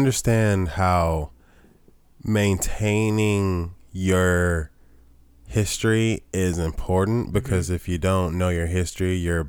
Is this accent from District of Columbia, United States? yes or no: no; Atlanta, Georgia, United States; and I'm from Atlanta. I speak like this.